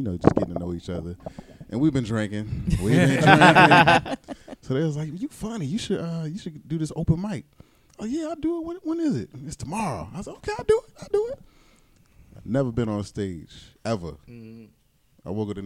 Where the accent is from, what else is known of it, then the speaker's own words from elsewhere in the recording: Southern Maryland, United States; I'm from Southern Maryland.